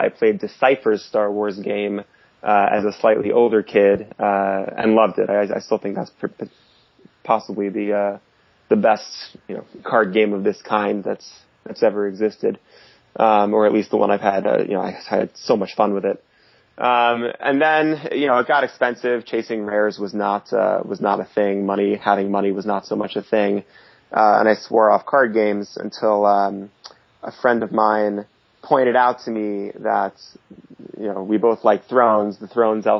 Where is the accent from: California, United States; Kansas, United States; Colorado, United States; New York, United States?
New York, United States; I'm from New York